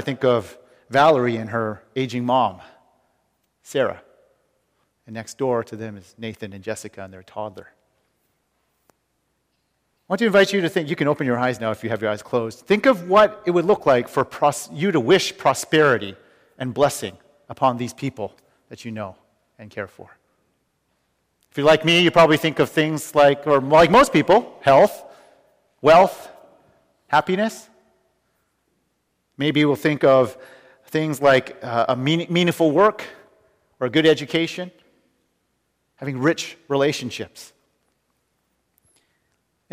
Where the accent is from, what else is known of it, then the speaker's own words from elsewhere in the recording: Vancouver, British Columbia, Canada; moved away; the people I grew up with in Vancouver